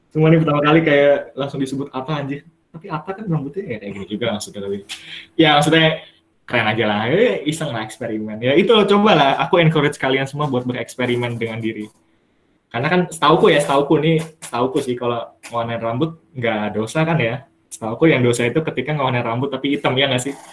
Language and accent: Indonesian; Bekasi, West Java, Indonesia; Dari asal aku Bekasi, Bekasi. Sebenarnya Bekasi. Deket kan, Bekasi Bogor tuh.